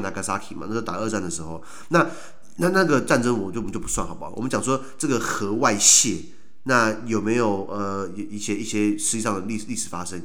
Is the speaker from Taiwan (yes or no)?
yes; Taiwan; 我们台湾人